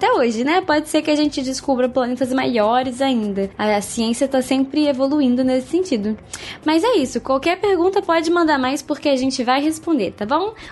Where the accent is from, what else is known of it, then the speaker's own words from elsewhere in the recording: São Paulo, Brazil; eu sou de São Paulo